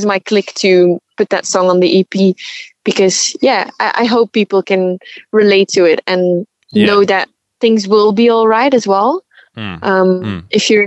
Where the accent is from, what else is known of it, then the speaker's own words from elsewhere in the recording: Belgium; moved away as an adult; now in Melbourne, Australia; we're from Belgium, so, well, we're used to rain